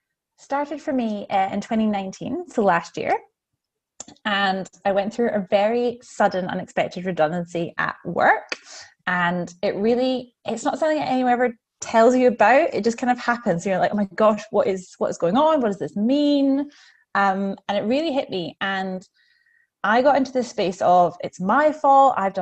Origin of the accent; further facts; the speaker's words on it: Scotland, United Kingdom; also born or lived in New Zealand; now in Melbourne, Australia; I'm a Scottish Kiwi living in Melbourne.